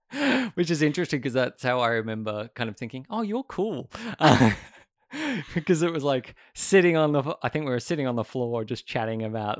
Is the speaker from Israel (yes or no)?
no; Sydney, New South Wales, Australia; Yeah, it's interesting because I grew up in Sydney, and I kind of hate the hustle and bustle of it, though.